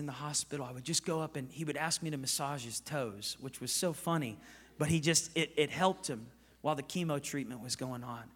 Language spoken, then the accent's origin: English; Oklahoma, United States; I'm from Oklahoma